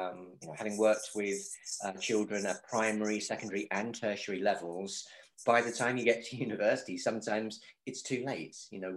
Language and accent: English; Germany; also born or lived in South Korea / Kuwait / China; I grew up predominantly in Germany, but also I've lived in South Korea. I've lived in Kuwait, worked in China